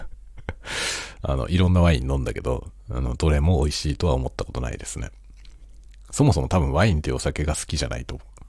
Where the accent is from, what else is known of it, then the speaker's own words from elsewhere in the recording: Kanto, Japan; now in Sapporo, Japan; 僕も関東の出身なんで、関東から来た